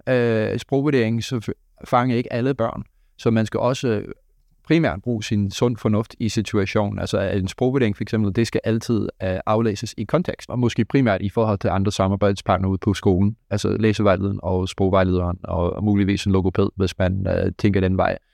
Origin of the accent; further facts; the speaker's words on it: Canada; Danish is a second language; moved away as an adult; now in Denmark; jeg er dansk statsborger, men jeg fødte og op i Kanada